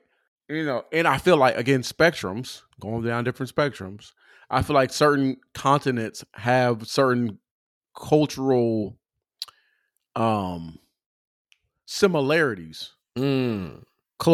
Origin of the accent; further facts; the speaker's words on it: California, United States; I grew up in California.